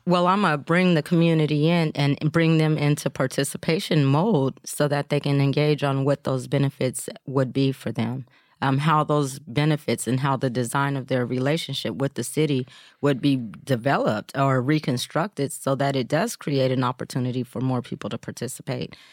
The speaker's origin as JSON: {"language": "English", "town": "Portland", "region": "Oregon", "country": "United States", "tie": "born or raised there", "said": "I grew up here in Portland"}